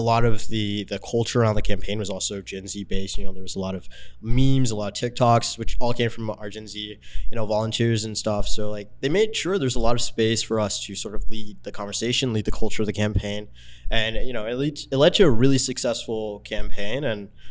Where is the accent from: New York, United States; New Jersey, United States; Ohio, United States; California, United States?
California, United States; Los Angeles; growing up in South